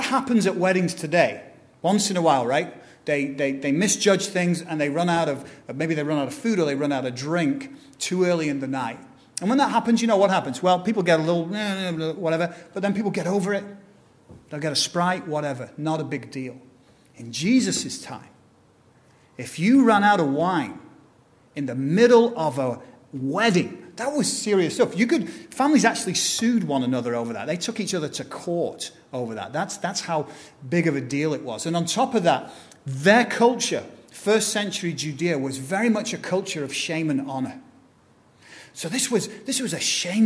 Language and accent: English; England, United Kingdom; accent: British; now in United States; back in England, my accent isn't considered posh.